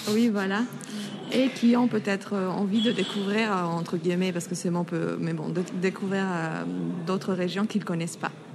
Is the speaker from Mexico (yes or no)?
yes; Mexico; moved away as an adult; now in Paris, France; je viens du Mexique